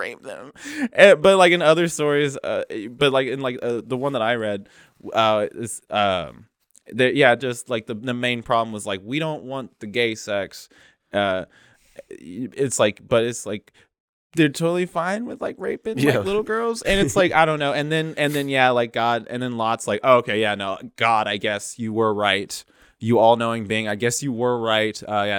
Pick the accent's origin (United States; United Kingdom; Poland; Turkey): United States; Lewistown, Missouri; I grew up in a place called Lewistown, Missouri.